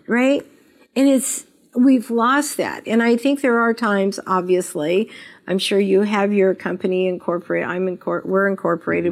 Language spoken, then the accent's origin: English; Las Vegas, Nevada, United States; I was born and raised in Las Vegas.